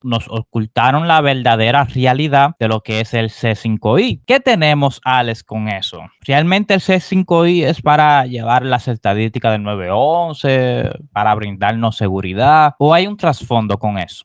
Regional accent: Dominican Republic; nuestra identidad como dominicanos

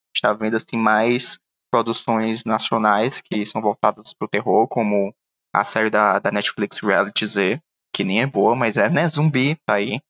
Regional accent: Northeast Region, Brazil; eu, como nordestino

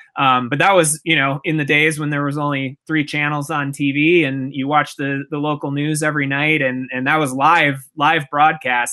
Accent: Minneapolis, Minnesota, United States; I grew up in in Minnesota in the Twin Cities area

